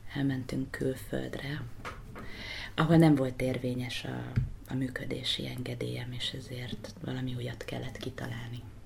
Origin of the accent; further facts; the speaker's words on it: Hungary; also born or lived in United States; Magyarországról jöttem